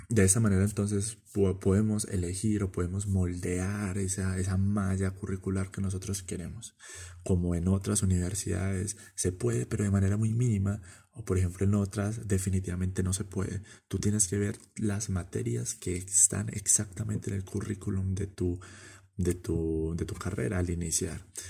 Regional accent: Medellín, Antioquia, Colombia; En mi país, Colombia

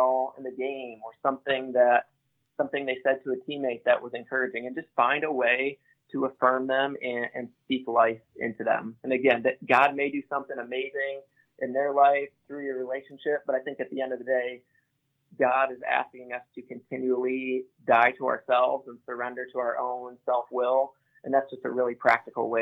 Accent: Grand Rapids, Michigan, United States; born or raised there

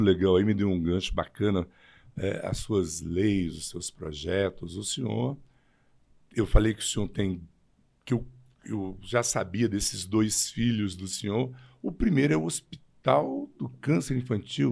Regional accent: Taguatinga, Federal District, Brazil; also born or lived in Guará; eu nasci em Taguatinga, eu vim para o Guará 70 e 2, 73.

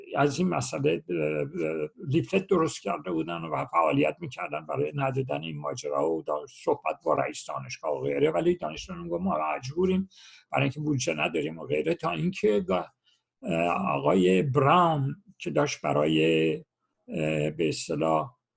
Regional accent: Iran; moved away as an adult; now in Los Angeles, United States; اون سالهای چهل من دوران دبیرستانم کاملا با شرایط روز ایران آشنا بودم

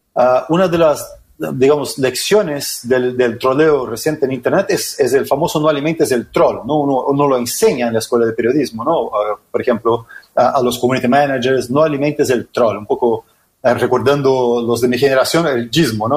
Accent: Brazil; Spanish is a second language; now in Chile; yo soy brasileño

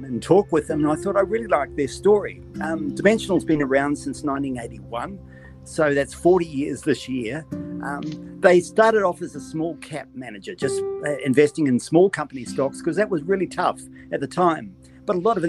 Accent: Auckland, New Zealand; moved away as an adult; also born or lived in Australia; now in Sydney, Australia; I was born in New Zealand. You'll probably notice this by my accent. Grew up there, was educated there, was educated by the Maris brothers in Auckland

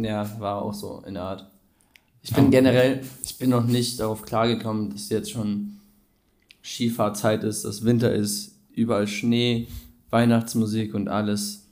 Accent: near Cologne, North Rhine-Westphalia, Germany; wir kommen aus der Nähe Köln

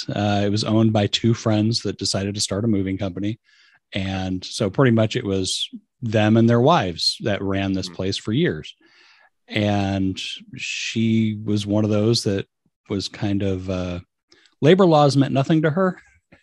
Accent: San Francisco Bay Area, California, United States; now in Sacramento, United States; I was born in San Francisco Bay Area. So I've been in California my whole life. Just moved up to Sacramento area, maybe 7 years ago.

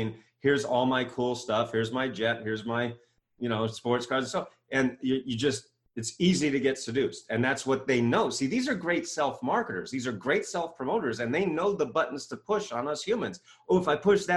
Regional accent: Maine, United States; moved away as an adult; now in Ohio, United States; I grew up in Maine

